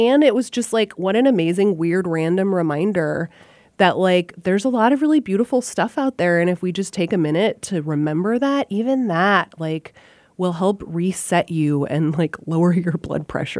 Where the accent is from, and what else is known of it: Fairbanks, Alaska, United States; born or raised there; now in Chicago, United States